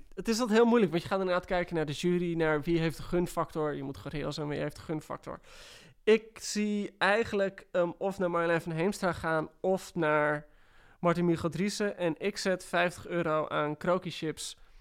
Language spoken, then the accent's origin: Dutch; West Friesland, North Holland, Netherlands; ik kom uit West-Friesland